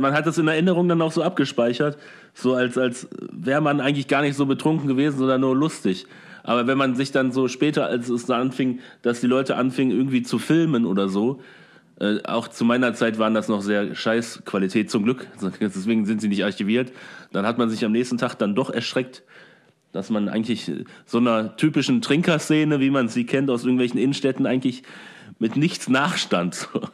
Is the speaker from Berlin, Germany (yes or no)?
no; Oberhausen, North Rhine-Westphalia, Germany; bei uns in Oberhausen